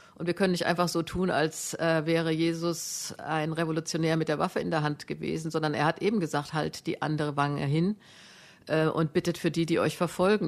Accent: Germany; Ich kann als Deutsche

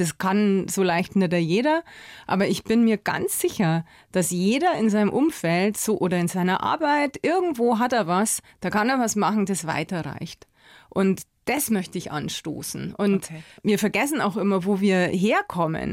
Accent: Bavaria, Germany; bei uns in Bayern

